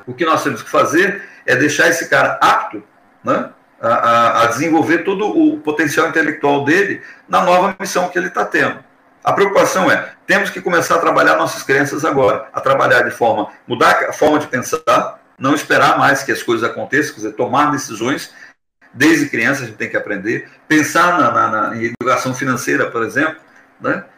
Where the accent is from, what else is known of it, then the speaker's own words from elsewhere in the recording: Brazil; nós, como brasileiros